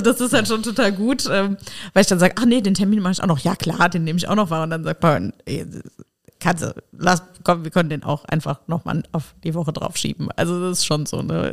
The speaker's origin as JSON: {"language": "German", "town": "Nennig", "region": "Saarland", "country": "Germany", "tie": "born or raised there", "also_born_or_lived": "Rhineland-Palatinate / Trier", "moved": "yes", "said": "ich bin in Rheinland-Pfalz geboren, aber aufgewachsen im Saarland und zwar in Nennig"}